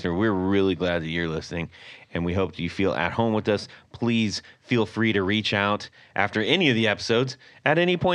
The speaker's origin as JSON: {"language": "English", "region": "West Coast", "country": "United States", "tie": "born or raised there", "moved": "yes", "said": "growing up on the West Coast"}